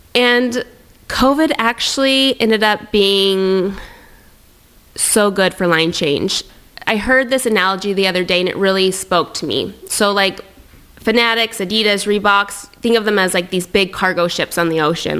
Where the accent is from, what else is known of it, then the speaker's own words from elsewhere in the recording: Tri-Cities, Washington, United States; moved away as an adult; now in Montreal, Canada; I'm from Tri Cities. There's the Tri City Americans there